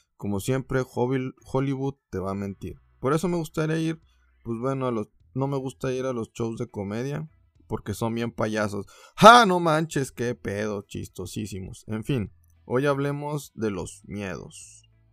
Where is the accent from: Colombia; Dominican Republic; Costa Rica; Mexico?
Mexico; como mexicano